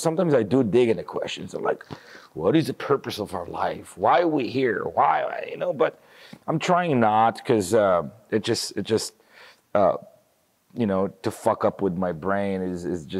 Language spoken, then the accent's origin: English; Jerusalem, Jerusalem District, Israel; now in Los Angeles, United States; I'm from Southeast Jerusalem, so okay. I grew up in a place that have a very similar beliefs as the people who live in the settlements.